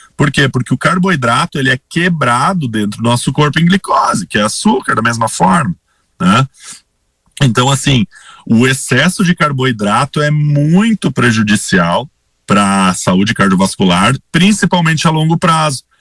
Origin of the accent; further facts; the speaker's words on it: Sinimbu, Rio Grande do Sul, Brazil; moved away as an adult; also born or lived in Santa Maria / Caxias do Sul / Passo Fundo; now in Teutônia, Brazil; Eu sou natural de uma cidadezinha bem pequena, próxima de Santa Cruz. Eu sou de Sinimbu, que é uma cidadezinha pequenininha, próxima de Santa Cruz. Nasci no interior